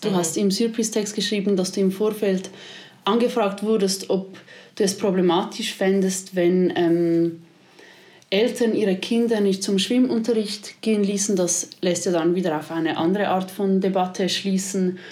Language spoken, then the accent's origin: German; Switzerland; bei uns in der Schweiz